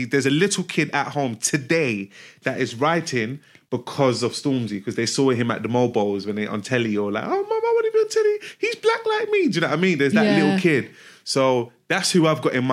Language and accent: English; Nigeria; I'm from Nigeria.